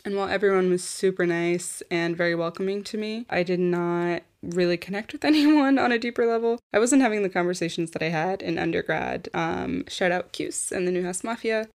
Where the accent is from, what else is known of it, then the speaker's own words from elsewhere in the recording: United States; moved away as an adult; also born or lived in New York / Florida; now in Paris, France; originally from New York and Florida